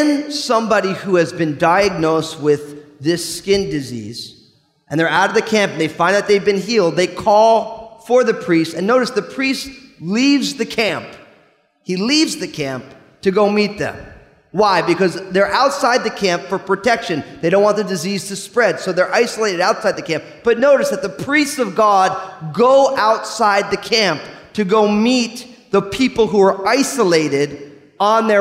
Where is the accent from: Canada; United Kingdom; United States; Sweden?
United States; New Jersey; I'm from New Jersey